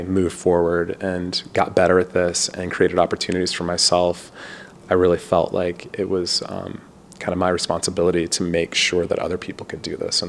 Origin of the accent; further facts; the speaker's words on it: Louisville, Kentucky, United States; I grew up in Louisville, Kentucky.